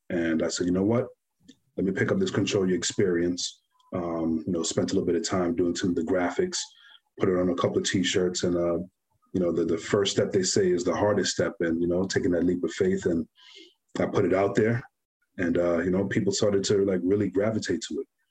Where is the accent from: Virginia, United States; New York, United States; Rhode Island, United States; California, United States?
New York, United States; growing up in New York